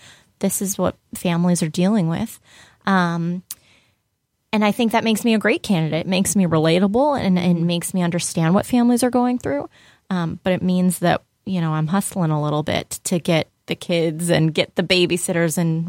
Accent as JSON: {"language": "English", "town": "Buffalo", "region": "New York", "country": "United States", "tie": "born or raised there", "said": "I'm American. I was born and raised in Buffalo"}